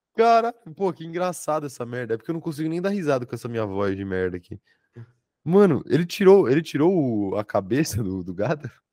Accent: São Paulo, Brazil; also born or lived in Salvador, Bahia; Eu nasci em Salvador e fui criado aqui em São Paulo a vida inteira

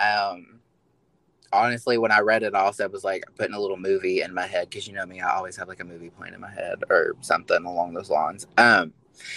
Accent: Kentucky, United States; I am a little hick. I am from Kentucky

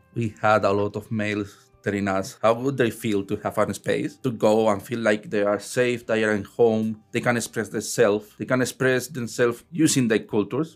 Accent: Spain; now in Newfoundland, Canada; I'm from Spain

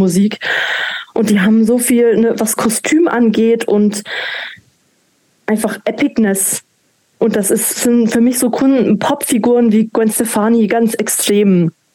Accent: Manching, Bavaria, Germany; also born or lived in Ingolstadt; ich bin zwar in Ingolstadt geboren, aber aufgewachsen in Manching

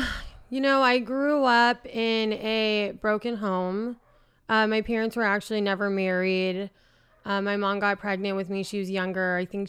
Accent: San Francisco, California, United States; San Francisco.

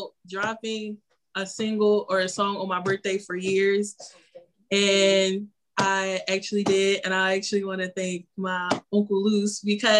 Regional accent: Philadelphia, Pennsylvania, United States; moved away as an adult; now in Atlanta, United States; I am from Philly, just moved to A-Town

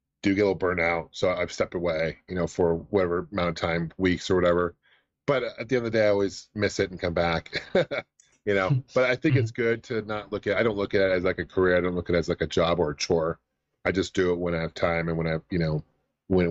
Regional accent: Bellevue, Washington, United States; I grew up in Bellevue

